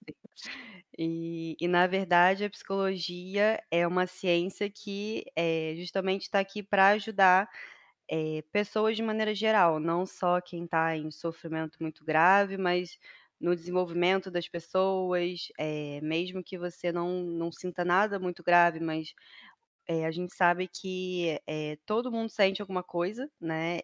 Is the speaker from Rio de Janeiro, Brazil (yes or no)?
yes; Rio de Janeiro, Brazil; moro no Rio de Janeiro, desde que eu nasci sou carioca, né? Raiz.